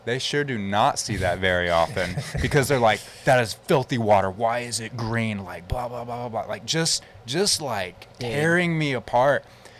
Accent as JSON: {"language": "English", "region": "New Mexico", "country": "United States", "also_born_or_lived": "Los Angeles, California", "said": "Oh, I'm from New Mexico."}